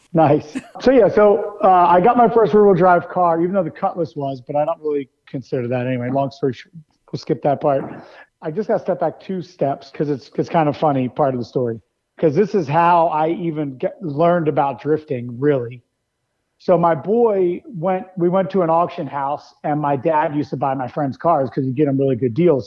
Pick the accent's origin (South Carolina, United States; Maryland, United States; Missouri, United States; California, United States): Maryland, United States; I grew up in Maryland